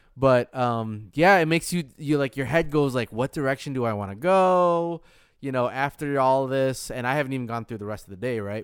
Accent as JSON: {"language": "English", "region": "Michigan", "country": "United States", "moved": "yes", "said": "I'm from Michigan"}